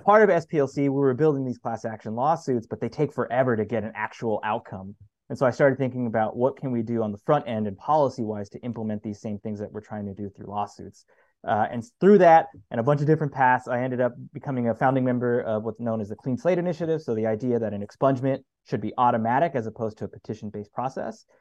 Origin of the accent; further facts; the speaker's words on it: El Paso, Texas, United States; moved away as an adult; also born or lived in Mississippi / Louisiana; I'm originally from El Paso, Texas, but have lived in the deep south, so Mississippi or Louisiana, for the past 10 years